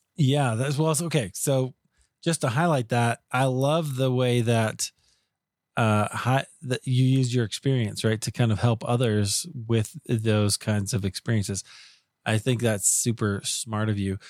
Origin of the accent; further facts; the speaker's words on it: Iowa, United States; I grew up in Iowa